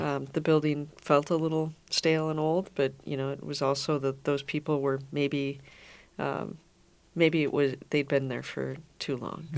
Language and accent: English; Minnetonka, Minnesota, United States; I grew up in Minnesota. I grew up in Minnetonka